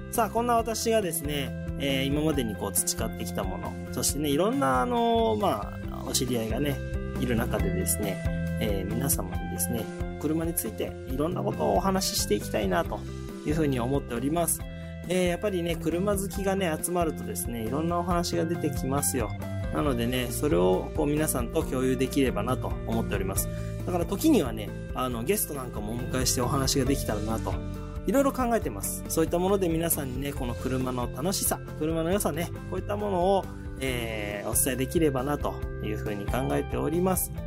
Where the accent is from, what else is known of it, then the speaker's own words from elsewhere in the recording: Shizuoka, Japan; えー私ね、えー静岡市清水区に生まれまして、えーそこでね、大学までね、ずっと、えー過ごしておりました